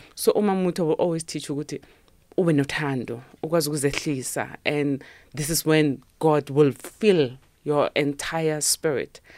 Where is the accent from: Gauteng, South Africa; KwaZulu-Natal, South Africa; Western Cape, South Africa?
Gauteng, South Africa; Sharpeville; I was born and raised in Sharpeville